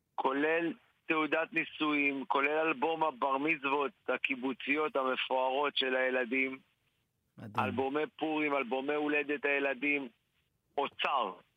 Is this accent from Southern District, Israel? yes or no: yes; Dimona, Southern District, Israel; אני יליד דימונה